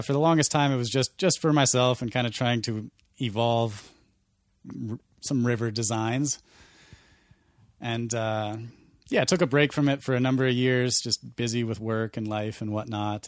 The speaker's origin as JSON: {"language": "English", "region": "Montana", "country": "United States", "tie": "born or raised there", "said": "growing up in Montana"}